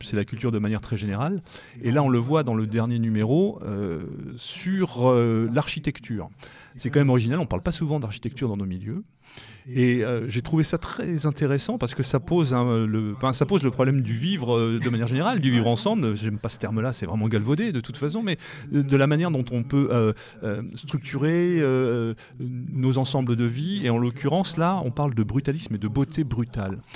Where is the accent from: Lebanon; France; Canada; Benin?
France; en tant que Français, en tout cas Européens de l'Ouest